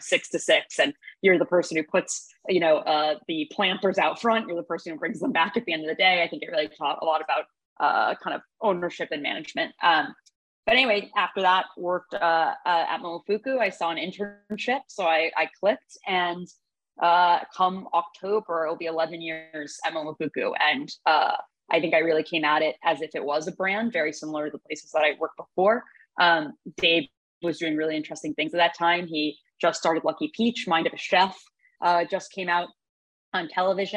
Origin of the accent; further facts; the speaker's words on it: New York City, New York, United States; I grew up on the Upper West Side